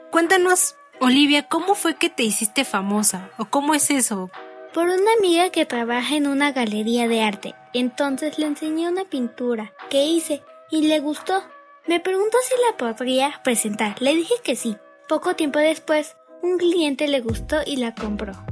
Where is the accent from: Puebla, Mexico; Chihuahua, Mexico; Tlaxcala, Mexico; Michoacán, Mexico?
Puebla, Mexico; me inspiré en una cascada que había visto en mi niñez en Puebla.